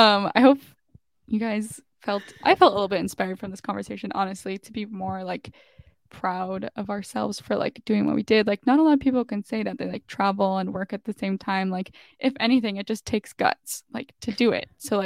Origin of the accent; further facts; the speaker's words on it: New York City, New York, United States; And then mine will be for New York City because I'm in my hometown for now and it's just no one comes here, so we'll do New York City.